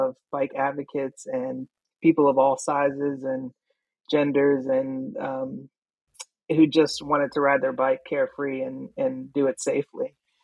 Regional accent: Pittsburgh, Pennsylvania, United States; I grew up in East Liberty, that part of town

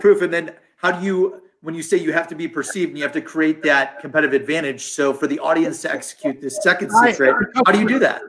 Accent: Columbus, Ohio, United States; So I'm born and raised in Ohio. Columbus, Ohio.

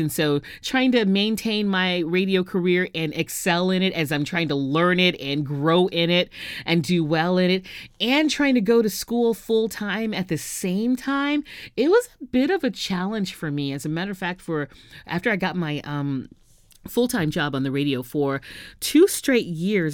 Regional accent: Houston, Texas, United States; moved away as an adult; also born or lived in New York City / Los Angeles / San Diego; now in Southern California, United States; went to Texas Southern University in my hometown of Houston

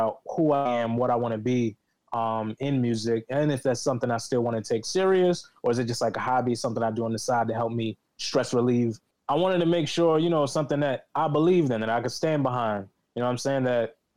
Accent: New York City, New York, United States; I reside in the Bronx, New York, but I was born and raised in Harlem and the Bronx

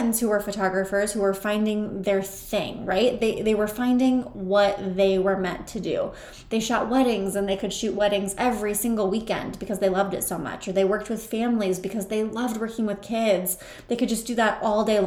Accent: Mitchell, South Dakota, United States; my hometown of Mitchell, South Dakota

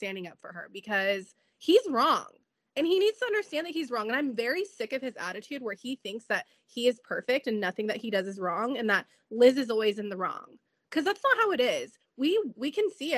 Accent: San Diego, California, United States; that's my hometown

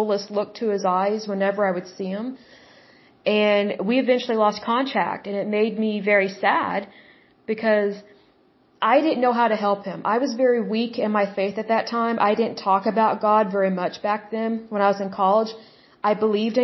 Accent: Oklahoma, United States; I'm from Oklahoma

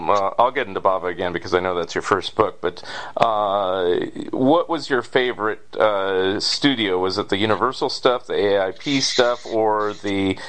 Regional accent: San Francisco Bay Area, California, United States; So, I grew up in the San Francisco Bay Area

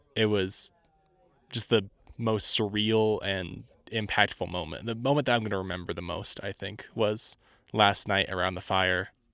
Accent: Indiana, United States; I'm from Indiana, so there's not a whole lot of diversity there

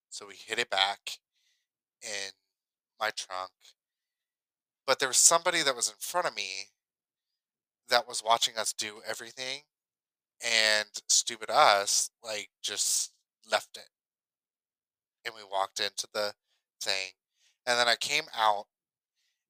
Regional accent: Ohio, United States; moved away as an adult; now in Kentucky, United States; I grew up in Ohio

